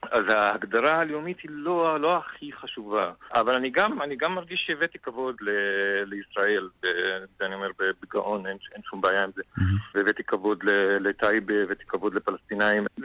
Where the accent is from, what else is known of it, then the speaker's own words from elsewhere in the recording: Tayibe, Central District, Israel; now in Tel Aviv, Israel; כל החיים שלי אני גר בתל אביב, אבל במקור מטייבה.